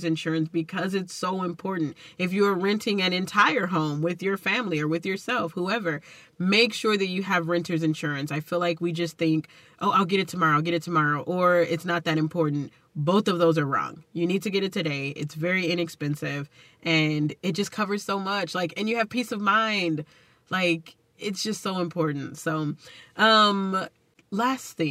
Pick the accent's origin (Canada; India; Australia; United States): United States; Texas; accent: Texas; my Texas accent